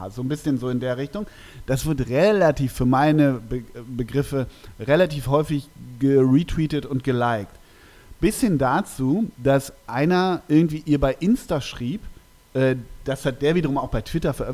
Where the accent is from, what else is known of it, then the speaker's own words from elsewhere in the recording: North Rhine-Westphalia, Germany; so weit ist es gar nicht von meiner Heimat entfernt. Es ist ja tiefstes Emsland und ich komme ja aus Westfalen